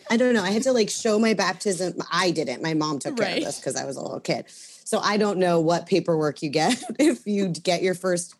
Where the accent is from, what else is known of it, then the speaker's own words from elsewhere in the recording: Sudbury, Ontario, Canada; also born or lived in Chicago, Illinois, United States / Sarasota, Florida, United States; my mom found a Canadian, and she married him, so she moved us to Sudbury. So I moved from Sarasota, Florida, to Sudbury, Ontario.